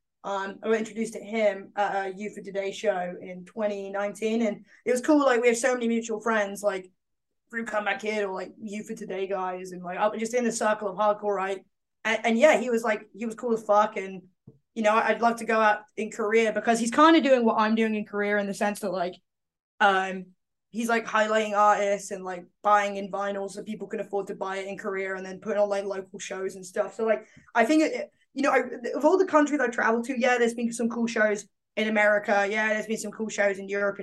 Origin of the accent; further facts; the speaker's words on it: London, United Kingdom; accent: East End; my East End accent doesn't come out.